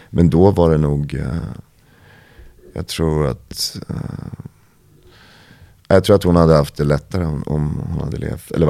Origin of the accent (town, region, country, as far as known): Vallentuna, Stockholm County, Sweden; born or raised there; moved away as an adult; also born or lived in Paris, France